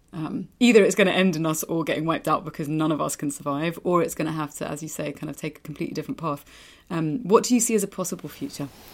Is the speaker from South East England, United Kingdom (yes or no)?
no; East Anglia, East of England, United Kingdom; moved away as an adult; also born or lived in London; now in Spain; I was born in London, grew up in East Anglia, moved back to London, and then moved back out. Well, moved to Spain